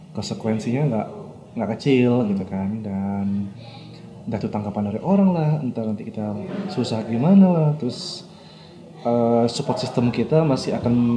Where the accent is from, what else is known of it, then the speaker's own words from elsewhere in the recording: Madura, East Java, Indonesia; gue kan orang Madura ya hmm. gue tinggal di Madura